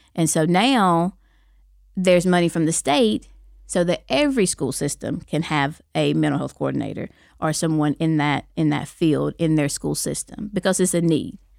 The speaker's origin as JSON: {"language": "English", "town": "Fort Payne", "region": "Alabama", "country": "United States", "tie": "born or raised there", "said": "I'm from Fort Payne, you know, Fort Payne High School, that's my alma mater"}